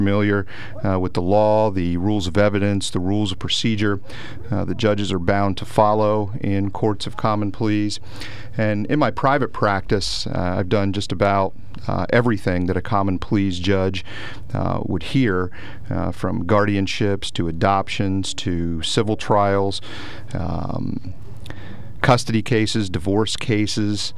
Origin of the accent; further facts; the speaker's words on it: Lewisburg, Pennsylvania, United States; I was born and raised in Lewisburg